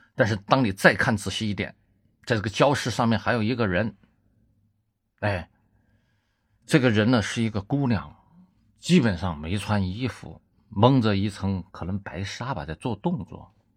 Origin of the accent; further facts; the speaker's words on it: China; 我们中国人民